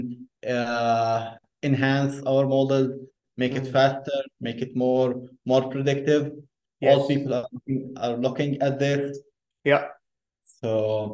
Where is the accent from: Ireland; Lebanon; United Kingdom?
Lebanon; moved away as an adult; also born or lived in Beirut / Minnesota, United States; now in United States; I was grew up in Lebanon. Originally, I am Palestinian